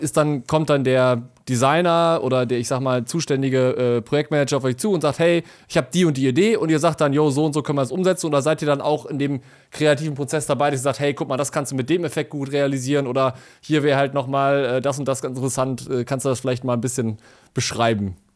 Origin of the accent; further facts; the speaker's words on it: Essen, North Rhine-Westphalia, Germany; ich bin in Essen aufgewachsen.